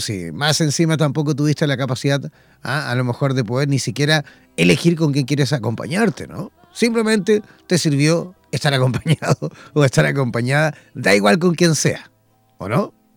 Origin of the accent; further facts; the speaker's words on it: Chile; mi país